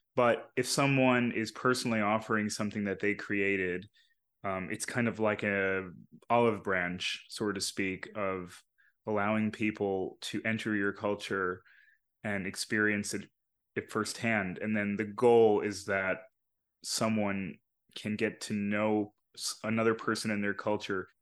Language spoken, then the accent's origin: English; New York, United States; a lot of the people I grew up around in New York